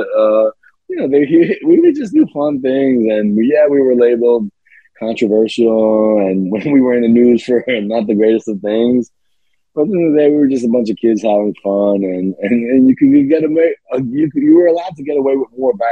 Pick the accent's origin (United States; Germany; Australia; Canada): United States; New York City, New York; I'm from Staten Island